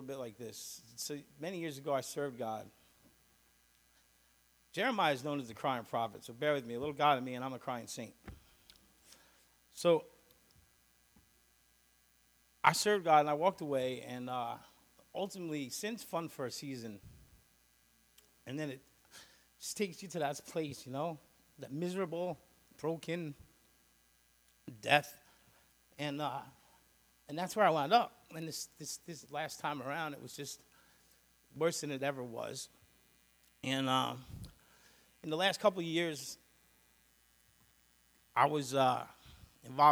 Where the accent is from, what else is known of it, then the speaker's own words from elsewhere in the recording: Long Island, New York, United States; I'm from Long Island